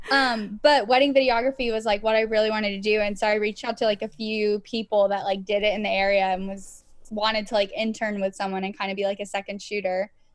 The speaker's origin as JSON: {"language": "English", "region": "Georgia", "country": "United States", "tie": "born or raised there", "said": "I was born in Georgia"}